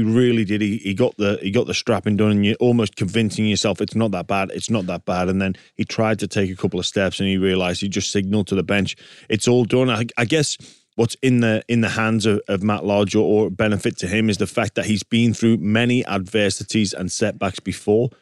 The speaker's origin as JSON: {"language": "English", "region": "England", "country": "United Kingdom", "moved": "yes", "lives_now": "Australia", "said": "me, as an Englishman"}